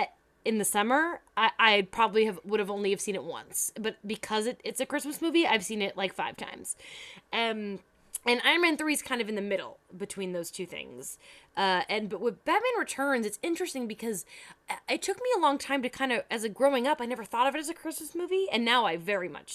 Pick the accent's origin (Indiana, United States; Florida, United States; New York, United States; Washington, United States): Florida, United States; I grew up in Florida